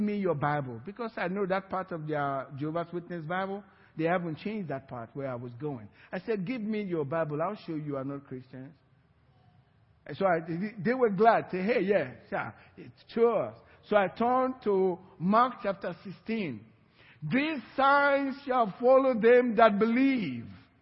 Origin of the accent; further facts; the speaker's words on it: Sapele, Delta, Nigeria; now in Cypress, United States; my village where I grew up in Sapela